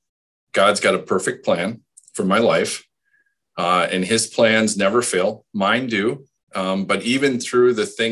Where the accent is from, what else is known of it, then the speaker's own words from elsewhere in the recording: Hustisford, Wisconsin, United States; I grew up in Houstonsford, a small town